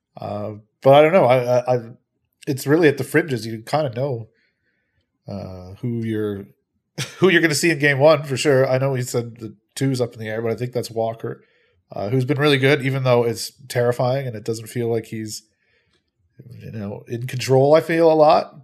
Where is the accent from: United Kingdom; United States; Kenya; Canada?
Canada; Peterborough, Ontario; I am from Peterborough.